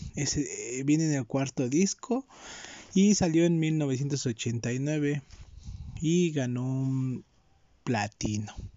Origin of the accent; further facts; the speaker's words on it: Mexico; yo, que soy de México